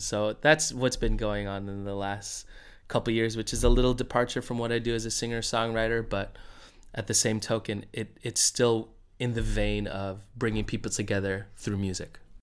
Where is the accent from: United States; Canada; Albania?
United States